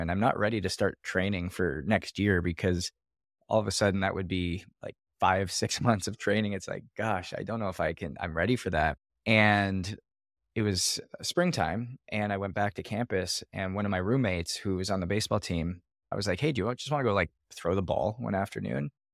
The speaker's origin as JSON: {"language": "English", "country": "Canada", "tie": "born or raised there", "said": "I was born in Canada"}